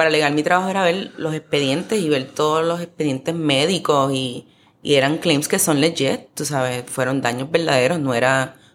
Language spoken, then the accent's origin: Spanish; Puerto Rico; moved away; Porque aquí cuando yo me fui de Puerto Rico, las setas que aparecían eran setas de pote, no había muchas setas frescas